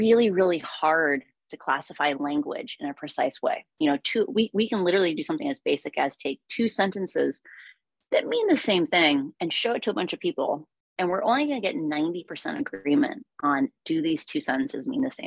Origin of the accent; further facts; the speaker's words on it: Iowa, United States; I grew up in Iowa.